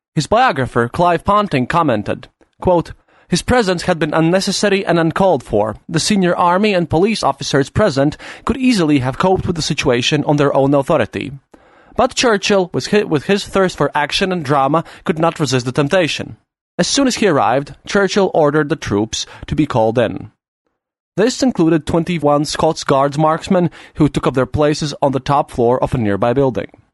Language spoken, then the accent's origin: English; Latvia